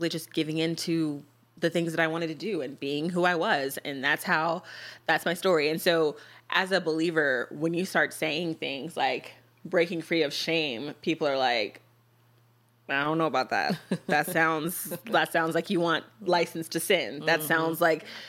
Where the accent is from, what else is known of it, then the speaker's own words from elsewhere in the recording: United States; three American women